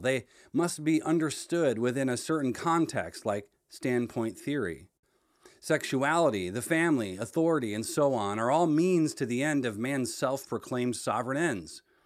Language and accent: English; Michigan, United States; I grew up in Michigan